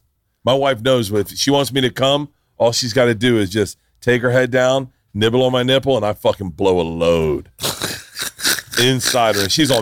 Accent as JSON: {"language": "English", "region": "the South", "country": "United States", "tie": "born or raised there", "said": "But I grew up in the South."}